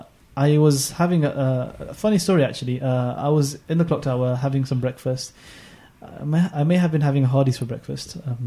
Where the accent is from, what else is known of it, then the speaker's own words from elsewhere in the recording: London, United Kingdom; I'm from London, of course